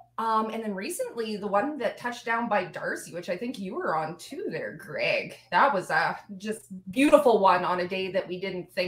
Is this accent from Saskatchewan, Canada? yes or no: yes; Saskatchewan, Canada; my hometown of Edina, Saskatchewan.